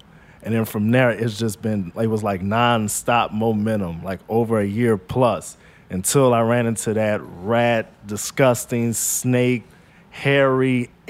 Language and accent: English; New Orleans, Louisiana, United States; also born or lived in Las Vegas, Nevada; I was born in Vegas, pretty much, but I grew up here in New Orleans.